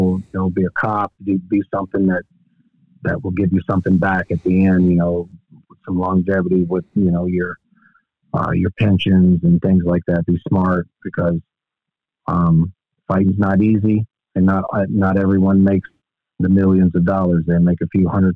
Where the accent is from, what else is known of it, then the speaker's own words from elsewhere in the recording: Dresden, Tennessee, United States; moved away; Dresden, Tennessee, which is my hometown.